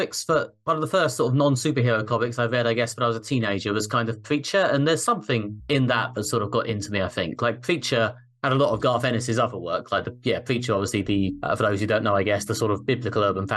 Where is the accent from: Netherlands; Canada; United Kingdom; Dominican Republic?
United Kingdom; I am obviously a British man who has literally never set foot in America.